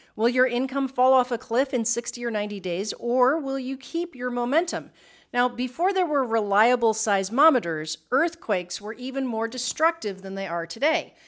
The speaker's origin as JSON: {"language": "English", "region": "Midwest", "country": "United States", "tie": "born or raised there", "moved": "as an adult", "lives_now": "Puerto Rico", "said": "we grew up in the Midwest"}